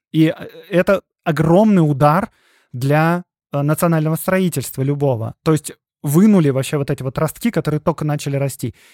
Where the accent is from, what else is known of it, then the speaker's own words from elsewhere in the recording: Belarus; понимание того, кто вообще мы, белорусы, ну, я говорю от имени белорусов